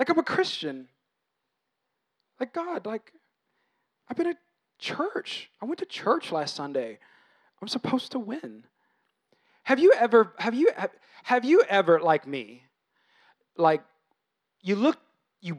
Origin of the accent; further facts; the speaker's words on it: United States; I'm American